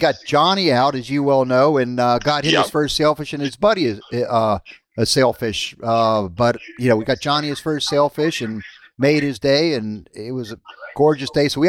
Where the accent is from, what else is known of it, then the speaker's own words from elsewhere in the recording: Haulover Inlet, Florida, United States; That's my hometown inlet.